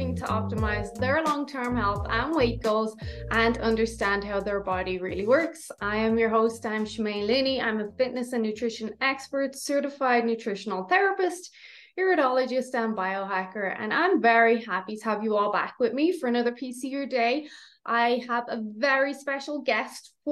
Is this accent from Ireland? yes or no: yes; Ireland; now in Airdrie, Canada; I'm Irish.